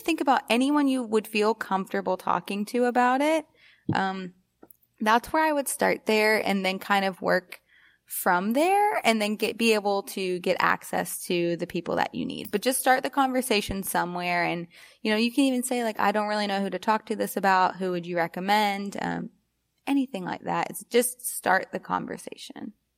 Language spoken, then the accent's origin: English; Alabama, United States; I grew up in Alabama